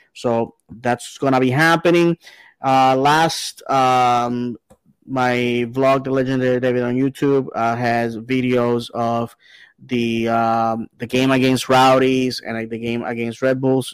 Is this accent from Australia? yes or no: no; Bayamón, Puerto Rico; now in Orlando, United States; my hometown uh, club, Bayamon